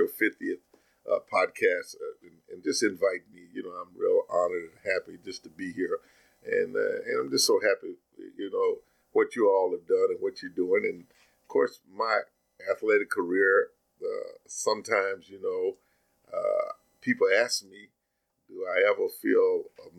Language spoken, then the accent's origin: English; Princeton, Kentucky, United States; I came from Princeton, Kentucky